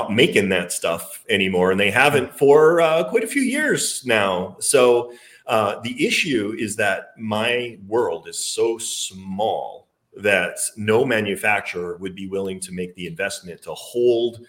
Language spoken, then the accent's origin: English; Alberta, Canada; accent: Canadian; moved away as an adult; also born or lived in Victoria, British Columbia / Florida; now in The Woodlands, United States; I was born and raised in Alberta, Canada